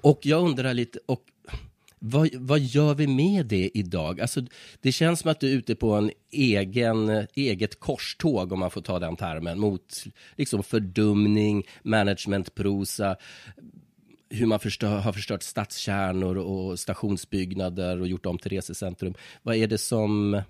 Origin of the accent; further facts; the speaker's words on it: Iggesund, Gävleborg County, Sweden; jag är själv från en brukssamhälle, mm. Iggesund mm. i Hälsingland, en mm. mil från Hudiksvall